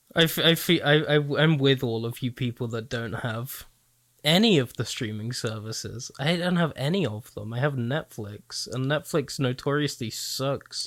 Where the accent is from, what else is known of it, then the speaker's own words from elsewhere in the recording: United Kingdom; a British child